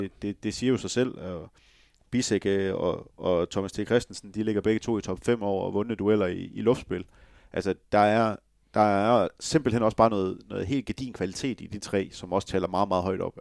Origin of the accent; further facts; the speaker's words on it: West Jutland, Denmark; Jeg er også vestjyde.